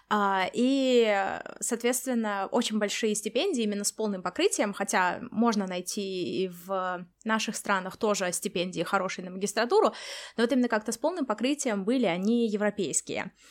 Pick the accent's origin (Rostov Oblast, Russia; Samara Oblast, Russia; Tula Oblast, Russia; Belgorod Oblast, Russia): Samara Oblast, Russia; Samara; moved away; Начнем мы с того, как мы переезжали из России, Даша из Москвы, я из Самары, какие у нас были ожидания